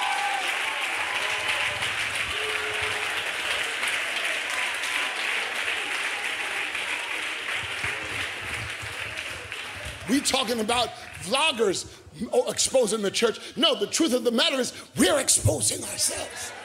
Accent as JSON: {"language": "English", "country": "United States", "said": "I am an American"}